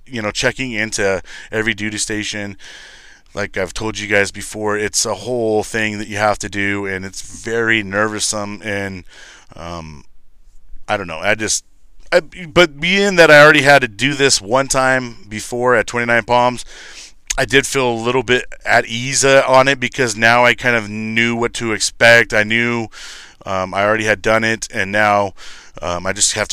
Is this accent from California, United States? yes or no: yes; Lancaster, California, United States; moved away as an adult; Lancaster, California